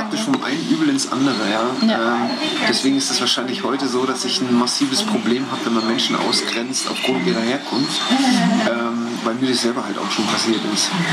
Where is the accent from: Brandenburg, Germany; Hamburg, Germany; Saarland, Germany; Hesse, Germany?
Brandenburg, Germany; Eisenhüttenstadt; now in Munich, Germany; ich bin mit in Eisen Mittelstadt geboren und wer die Ecke kennt, äh, Ost-, Ostdeutschland